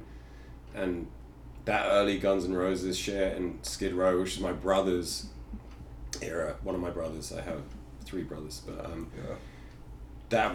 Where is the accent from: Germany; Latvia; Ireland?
Ireland; moved away; also born or lived in New York; I'm like an Irish Jew